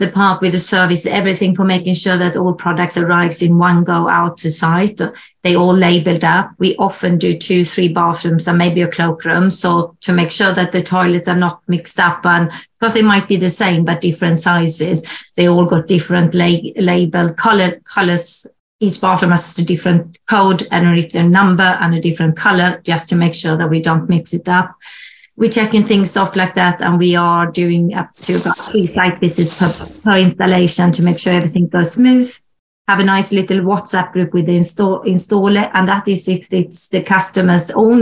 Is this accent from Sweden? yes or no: yes; Sweden; also born or lived in Germany; now in United Kingdom; I'm originally from Sweden